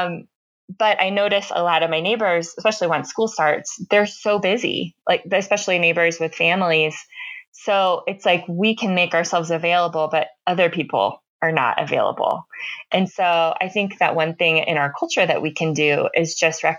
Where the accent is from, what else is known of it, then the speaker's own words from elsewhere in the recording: Tampa, Florida, United States; also born or lived in Chicago; now in northern Colorado, United States; I grew up in Tampa, mm-hmm. Florida